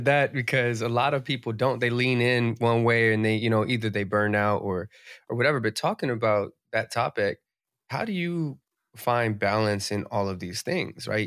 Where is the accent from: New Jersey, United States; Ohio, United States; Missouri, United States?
New Jersey, United States; New Jersey tri-state area, United States; I'm from the East Coast, I'm from the Jersey tri-state area, so, like, Jersey